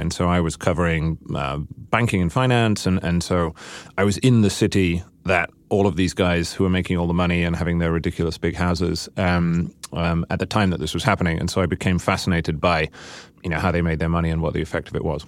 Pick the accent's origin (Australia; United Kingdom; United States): United Kingdom; I'm a Brit